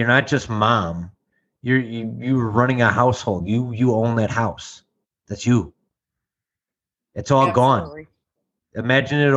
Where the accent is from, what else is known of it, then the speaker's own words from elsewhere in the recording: Chicago, Illinois, United States; I'm from legit Chicago. It's called Canaryville.